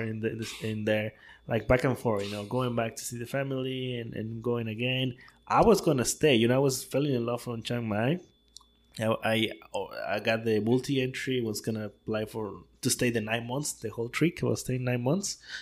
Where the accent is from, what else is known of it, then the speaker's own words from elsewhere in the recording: Tabasco, Mexico; English is a second language; moved away as an adult; also born or lived in Puebla, Mexico / Turin, Italy; now in Playa del Carmen, Mexico; Born and raised in Tabasco